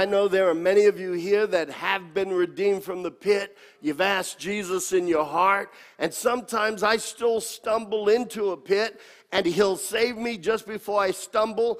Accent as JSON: {"language": "English", "country": "United States", "accent": "American", "said": "my American accent"}